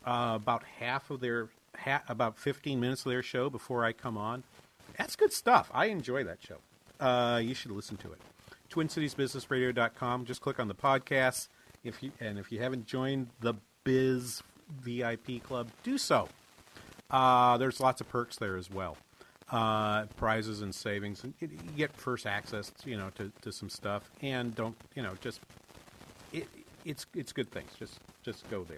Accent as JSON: {"language": "English", "town": "Boston", "region": "Massachusetts", "country": "United States", "tie": "born or raised there", "also_born_or_lived": "Claremont, California / Minnesota", "moved": "as an adult", "said": "in the 70s growing up in Boston, in the Boston area."}